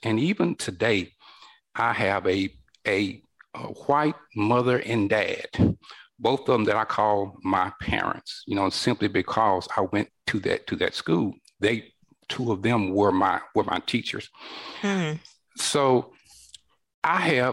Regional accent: northern Alabama, United States; I was born here in northern Alabama in the 1960s during the height of the civil rights movement. And a lot of things were happening here in my home state

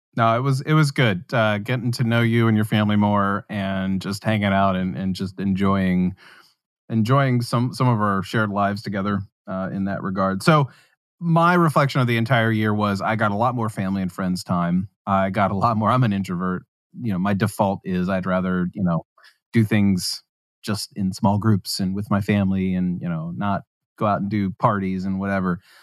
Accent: West Virginia, United States; moved away; I grew up in West Virginia.

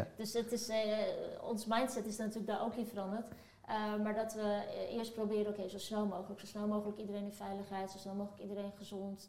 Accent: Amersfoort, Utrecht, Netherlands; also born or lived in Turkey; ik kom eh, dan toevallig uit Turkije, maar ik ben, ik stel net, opgegroeid in Amersfoort

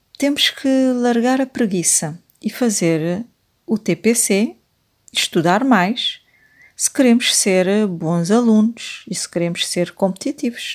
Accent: Cape Verde; eu que nasci e cresci em Cabo Verde

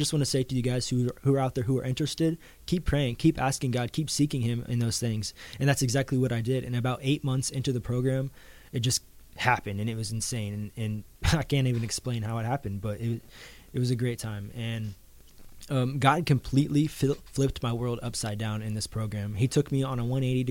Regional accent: Missouri, United States; Growing up in the church that I grew up in Missouri

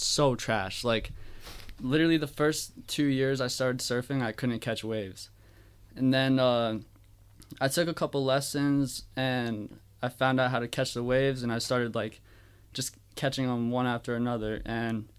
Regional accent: Buchanan, Michigan, United States; Buchanan, Michigan

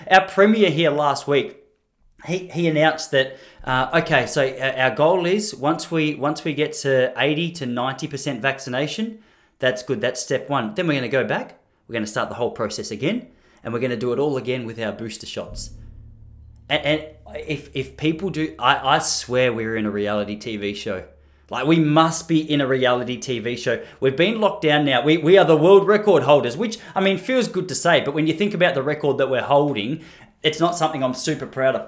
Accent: Australia; I'm speaking as an Australian.

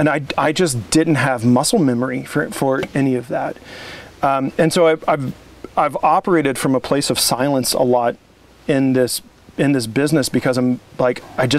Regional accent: Midwest, United States; growing up in the Midwest, like, your options of fresh things are limited. And I grew up in a farming community where you don't, like, no one was growing food.

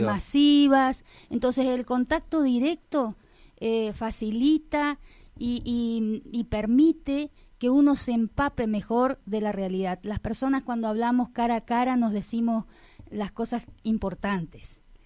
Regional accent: Colonia Liebig, Corrientes, Argentina; porque quiero mi pueblo, porque porque me desarrollé en él, porque toda mi, vida transcurrió eh, a través de la, de la vivencia en un pueblito que está creciendo

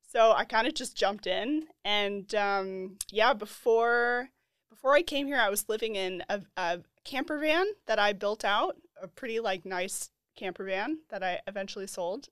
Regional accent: Boulder, Colorado, United States; I'm from Colorado. I'm from Boulder, Colorado

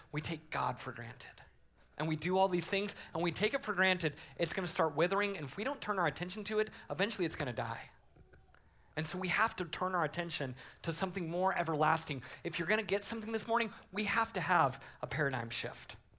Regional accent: Colorado, United States; I grew up in Colorado as a Broncos fan.

